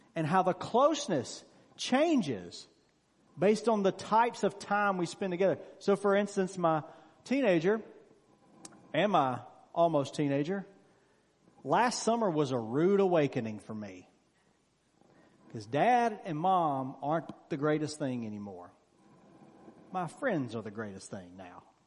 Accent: Mississippi, United States; moved away; I'm originally from Mississippi. Of course, I don't live there now. All my friends I grew up with were from Mississippi

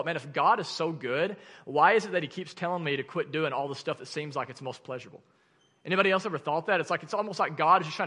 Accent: Arkansas, United States; accent: Arkansan; my Arkansan accent

